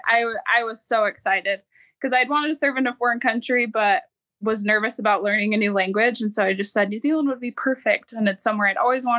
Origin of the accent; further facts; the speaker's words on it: Idaho, United States; I'm from Idaho